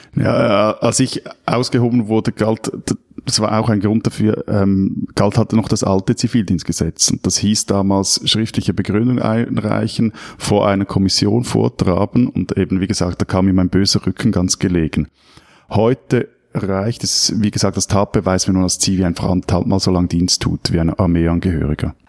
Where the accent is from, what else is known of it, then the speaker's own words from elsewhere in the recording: Switzerland; als Schweizer